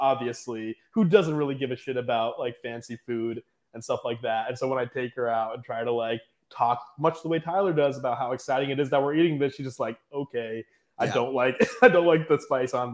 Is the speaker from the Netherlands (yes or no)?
no; Pakistan; I'm Pakistani, South Asian